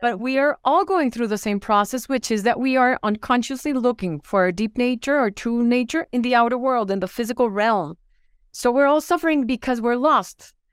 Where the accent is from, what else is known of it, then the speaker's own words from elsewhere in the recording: Bogotá, Colombia; also born or lived in Fairfax, Virginia, United States; I was born in Fairfax, Virginia, but then we moved to Bogotá, Colombia, where my parents were from